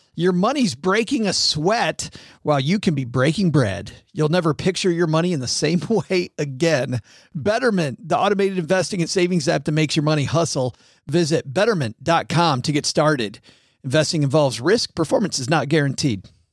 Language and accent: English; Detroit, Michigan, United States; moved away; Detroit, which is, which was my hometown for a long time.